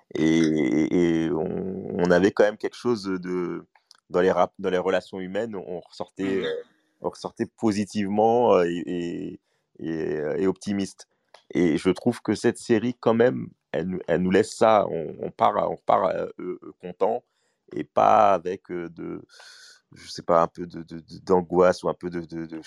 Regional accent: Mali; moi, je suis malien

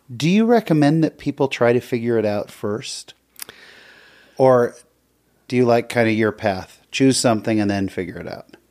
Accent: San Jose, California, United States; born or raised there

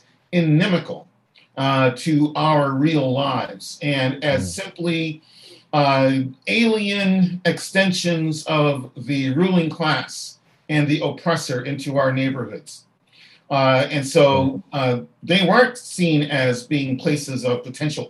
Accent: Halifax, Nova Scotia, Canada; as a boy growing up in Halifax

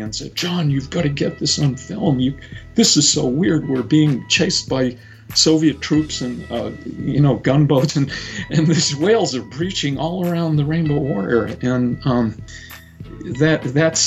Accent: Cape Cod, Massachusetts, United States; moved away; also born or lived in San Francisco; on Cape Cod, where I grew up

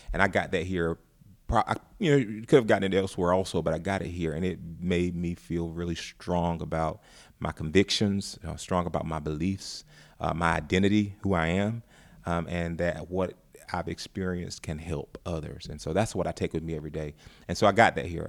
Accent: North Carolina, United States; now in Ferguson, United States; I'm not from Ferguson, Florissant area. I'm from North Carolina

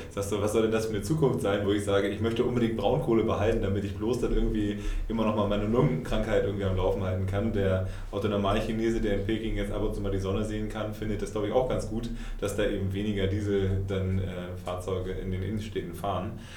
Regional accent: Germany; wir weiter als Deutsche

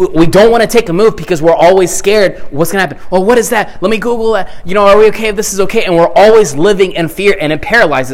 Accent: the South, United States; growing up in the South

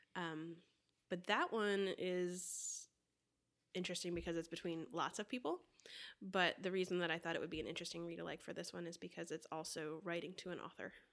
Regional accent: Florida, United States; I grew up in Florida

